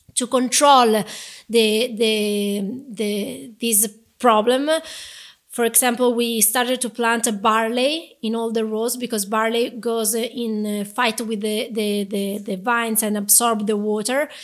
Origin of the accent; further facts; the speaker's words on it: Chianti, Tuscany, Italy; English is a second language; moved away as an adult; now in Bulgaria; I grew up in Chianti.